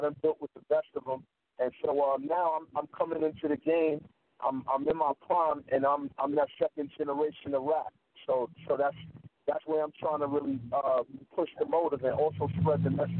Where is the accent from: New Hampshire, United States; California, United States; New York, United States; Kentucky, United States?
New York, United States; New York City; moved away; also born or lived in Wilmington, North Carolina / Long Island, New York; I was born in Wilmington, North Carolina, where Michael Jordan was raised. And I was raised in Bed-Stuy, Brooklyn, in the same hometown of Vic. And then in 2002... I moved to Long Island, packed up with my moms and moved to L.I.